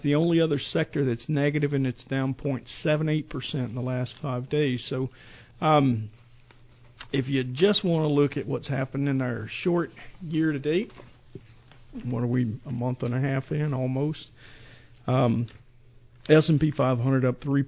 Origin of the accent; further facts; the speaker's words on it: Georgia, United States; moved away as an adult; also born or lived in Grand Forks, North Dakota; I grew up in Georgia